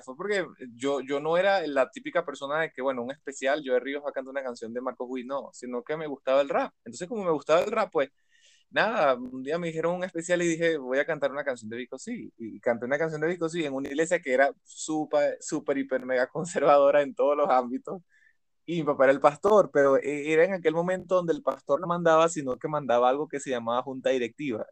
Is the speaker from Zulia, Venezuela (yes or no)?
no; Caracas, Capital District, Venezuela; soy un caraqueño